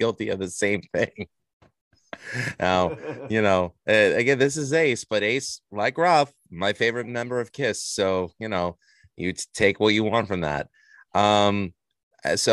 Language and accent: English; New York City, New York, United States; I'm from Queens, so you know, it was a very multicultural melting pot